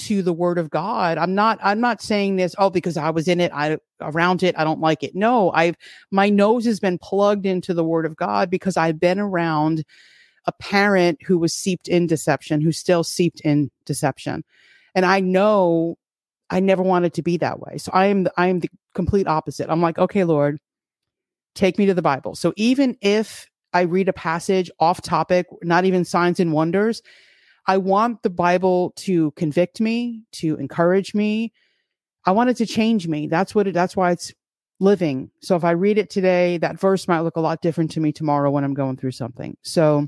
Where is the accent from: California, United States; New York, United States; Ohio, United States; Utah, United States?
New York, United States; born or raised there; now in Florida, United States